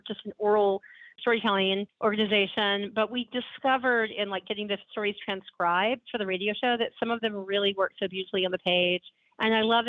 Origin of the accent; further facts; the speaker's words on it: Alexander City, Alabama, United States; moved away; I grew up down the road, as you know, in Alexander City, Alabama